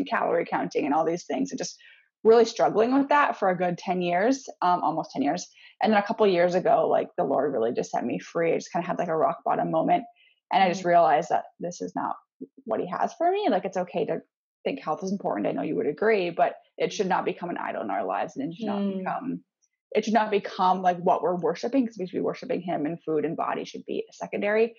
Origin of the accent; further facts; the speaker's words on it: Canada; moved away as an adult; also born or lived in Missouri, United States / Seattle area, United States; now in north of Seattle, United States; I'm actually from Canada, but I currently live in just north of Seattle